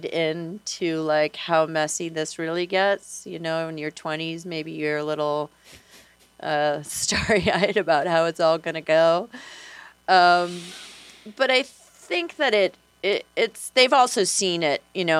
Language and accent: English; the New York area, United States; moved away as an adult; now in Monroe County, Iowa, United States; I'm from the New York area.